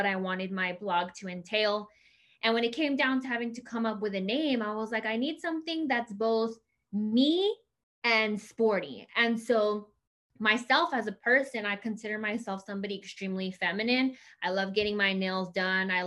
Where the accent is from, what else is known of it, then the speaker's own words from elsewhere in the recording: El Paso, Texas, United States; moved away; I grew up in El Paso, Texas, born and raised in El Paso my entire life.